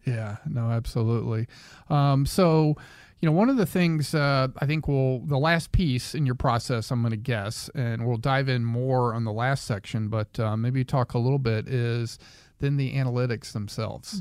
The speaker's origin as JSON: {"language": "English", "region": "the South", "country": "United States", "tie": "born or raised there", "said": "I grew up in the South"}